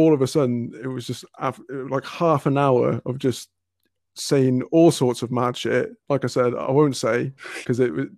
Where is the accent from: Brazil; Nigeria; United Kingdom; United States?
United Kingdom; Cardiff, Wales; where I'm from, I'm originally from Cardiff